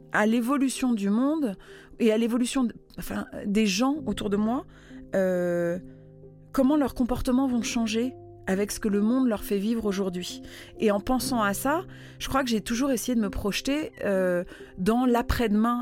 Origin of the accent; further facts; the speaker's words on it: Netherlands; moved away; J'ai grandi aux Pays-Bas